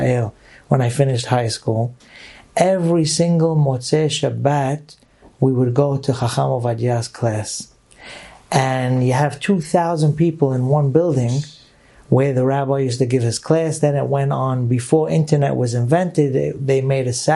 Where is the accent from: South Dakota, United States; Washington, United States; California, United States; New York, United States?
New York, United States; New York City; I grew up in the Syrian community in Brooklyn, New York